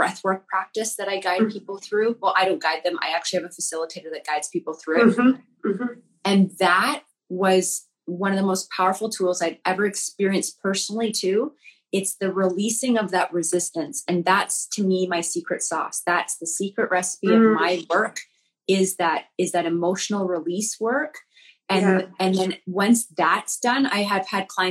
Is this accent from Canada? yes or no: yes; Alberta, Canada; I grew up in Alberta, Canada, which is like the Texas of Canada.